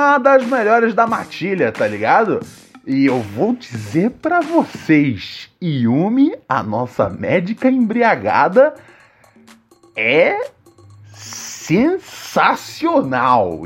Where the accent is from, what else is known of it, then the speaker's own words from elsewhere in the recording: Rio de Janeiro, Brazil; da área onde eu cresci, no Morro do Adeus